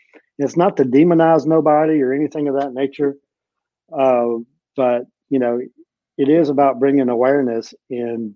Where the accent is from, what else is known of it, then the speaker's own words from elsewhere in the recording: East Tennessee, United States; I grew up here in East Tennessee.